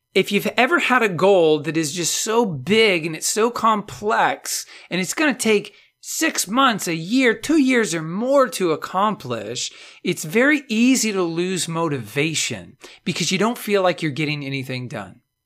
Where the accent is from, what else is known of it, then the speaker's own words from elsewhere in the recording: Texas, United States; I'm from Texas